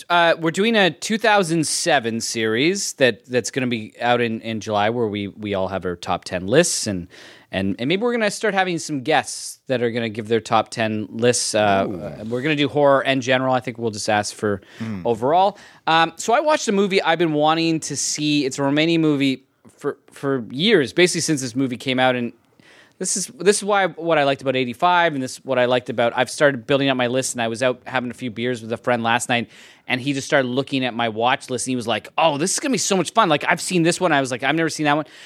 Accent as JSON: {"language": "English", "town": "Edmonton", "region": "Alberta", "country": "Canada", "tie": "born or raised there"}